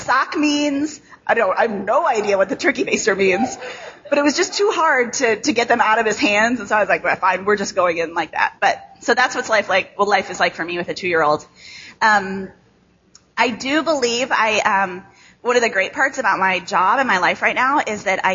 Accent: Chicago, Illinois, United States; accent: nasal Midwest; now in Grand Rapids, United States; I live in Grand Rapids now, but I grew up in Chicago

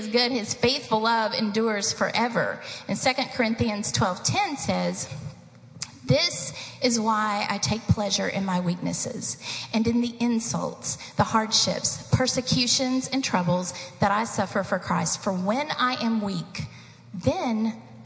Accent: Eastern Kentucky, United States; moved away; I grew up in the mountains of Eastern Kentucky

